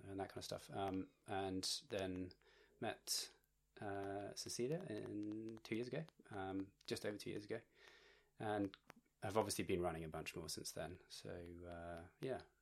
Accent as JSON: {"language": "English", "town": "Bristol", "region": "South West England", "country": "United Kingdom", "tie": "born or raised there", "also_born_or_lived": "Manchester", "moved": "as an adult", "lives_now": "Newcastle, Australia", "said": "born and raised in Bristol"}